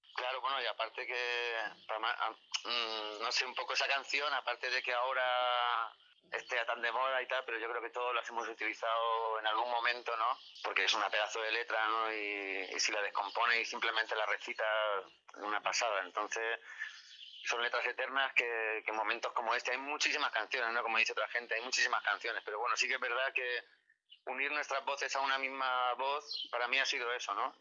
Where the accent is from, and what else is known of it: Águilas, Region of Murcia, Spain